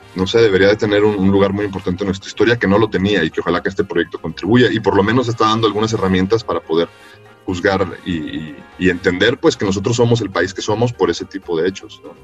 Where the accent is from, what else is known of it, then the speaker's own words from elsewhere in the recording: Mexico; yo nací en México y no en El Salvador